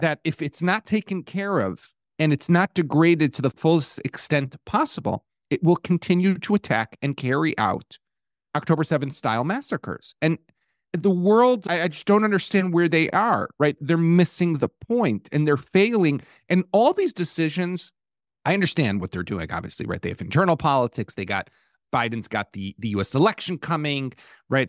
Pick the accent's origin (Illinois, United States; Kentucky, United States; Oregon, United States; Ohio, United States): Illinois, United States; Chicago; now in Israel; I'm from Chicago